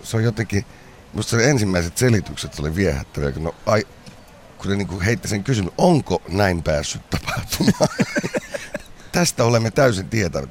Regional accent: Kuopio, North Savo, Finland; mä oon sieltä kotoisin Kuopiosta

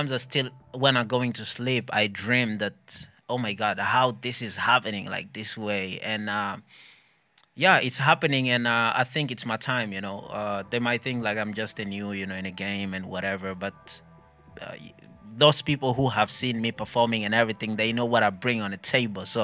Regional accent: Burundi; first language English/French/Swahili/Kirundi; Finnish is a second language; Ja kirundi vielä, koska mä oon burundilainen.

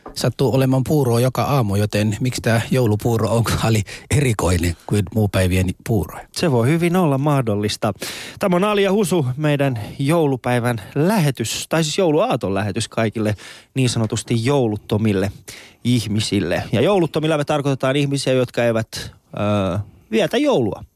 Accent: Iran; Meillä Iranissa

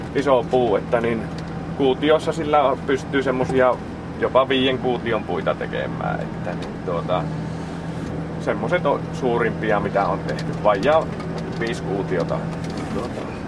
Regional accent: Pudasjärvi, North Ostrobothnia, Finland; moved away as an adult; also born or lived in Taivalkoski; now in Kuopio, Finland; minä en ole Kiimingistä, mutta minä olen Pudasjärveltä

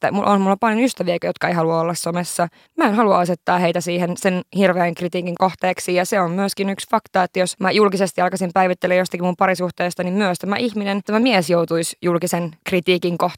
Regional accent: Lapland, Finland; mä oon pohjoisesta kotoisin, mä oon tämmöisiä Lapin tyttöjä

